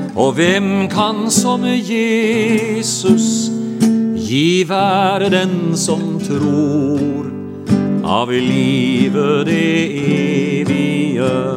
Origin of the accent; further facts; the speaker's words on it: Porsgrunn, Vestfold og Telemark, Norway; jeg kommer ifra Porsgrunn